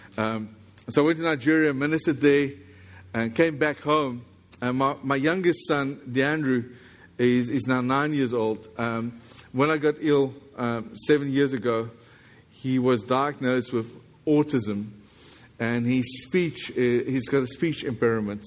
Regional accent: South Africa; accent: South African English; this is South African English

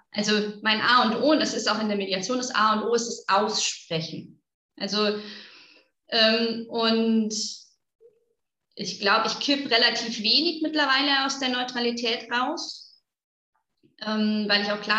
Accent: North Rhine-Westphalia, Germany; now in Augsburg, Germany; ich komme aus NRW

